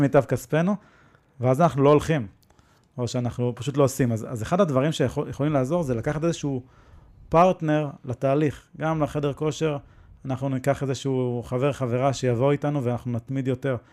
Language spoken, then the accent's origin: Hebrew; Israel; אנחנו נולדנו בישראל